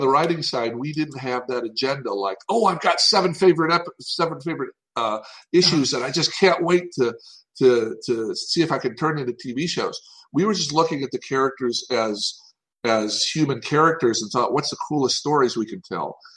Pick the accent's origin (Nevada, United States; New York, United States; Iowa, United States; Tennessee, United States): Tennessee, United States; I'm from Tennessee